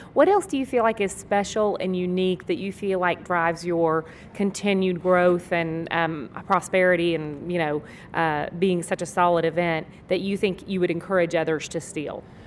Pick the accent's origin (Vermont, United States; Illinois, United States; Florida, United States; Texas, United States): Texas, United States; I'm from Texas